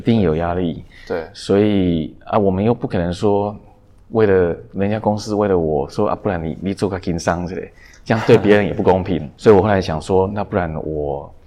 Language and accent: Chinese; Taiwan; also born or lived in Nanjing, China; 我们就回来台湾